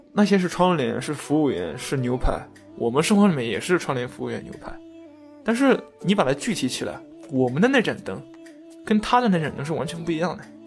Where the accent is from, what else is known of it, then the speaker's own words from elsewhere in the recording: China; 我作为中国人去看他拍的某些所谓的美式餐厅